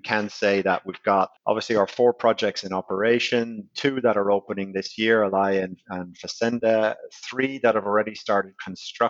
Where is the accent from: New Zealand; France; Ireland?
Ireland; I am Irish